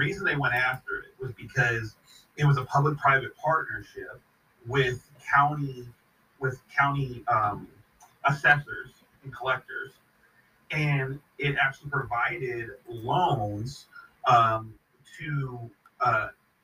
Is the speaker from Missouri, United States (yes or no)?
yes; Missouri, United States; moved away; also born or lived in Florida; I moved back to Missouri